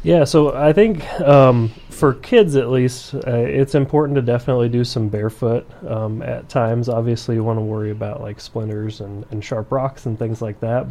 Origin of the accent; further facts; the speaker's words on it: central Iowa, United States; moved away as an adult; now in Brookings, United States; I am originally from Iowa, central Iowa. Um, that's where I did all of my, my school and residency and everything